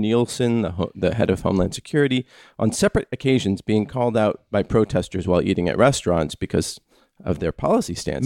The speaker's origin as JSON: {"language": "English", "country": "United States", "said": "as an American"}